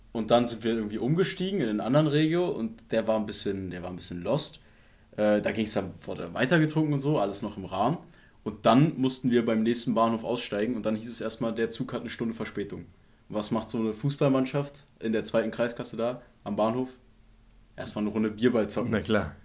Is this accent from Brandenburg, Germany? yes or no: yes; Potsdam, Brandenburg, Germany; als Potsdamer